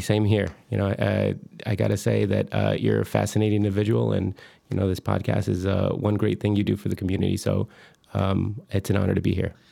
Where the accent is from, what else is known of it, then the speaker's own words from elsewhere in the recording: Michoacán, Mexico; moved away; I'm from Michoacan. I was born in Michoacan, Mexico